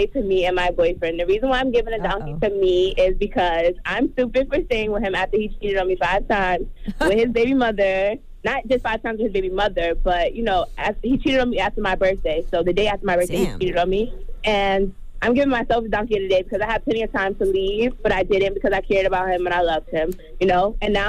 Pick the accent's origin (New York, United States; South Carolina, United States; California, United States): New York, United States; I'm from Long Island.